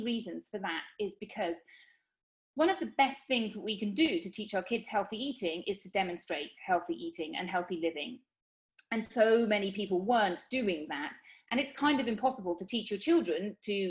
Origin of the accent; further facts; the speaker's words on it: United Kingdom; moved away as an adult; now in Spain; I'm from the United Kingdom. But I live in Spain.